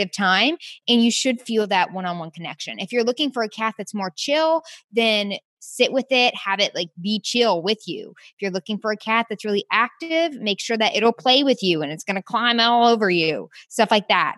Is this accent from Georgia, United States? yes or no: yes; Peachtree City, Georgia, United States; moved away as an adult; also born or lived in Orlando, Florida / Athens, Georgia / South Carolina; now in Houston, United States; I grew up in Peachtree City, Georgia